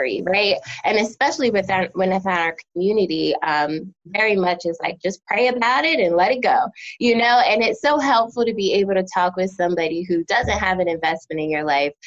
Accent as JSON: {"language": "English", "country": "United States", "also_born_or_lived": "New Jersey / Philadelphia, Pennsylvania", "moved": "yes", "lives_now": "North Carolina, United States"}